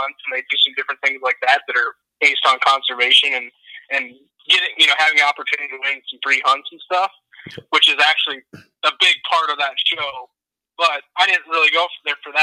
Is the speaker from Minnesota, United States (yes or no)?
yes; Minnesota, United States; moved away as an adult; also born or lived in Montana; now in Texas, United States; I grew up in Minnesota